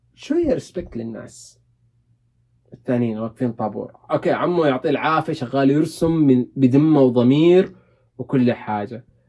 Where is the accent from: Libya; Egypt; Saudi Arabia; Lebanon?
Saudi Arabia; عندنا في السعوديه